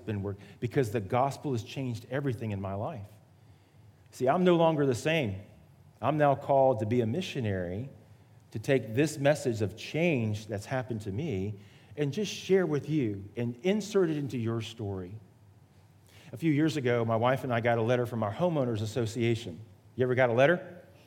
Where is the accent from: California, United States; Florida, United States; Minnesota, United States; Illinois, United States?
Florida, United States; Miami; moved away; also born or lived in Atlanta, Georgia / Charleston; I was born in Miami, Florida, the geographic South